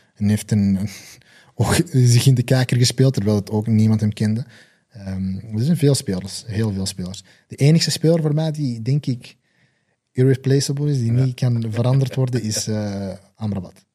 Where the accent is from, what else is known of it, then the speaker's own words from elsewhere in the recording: Belgium; Ik ben zelf Belg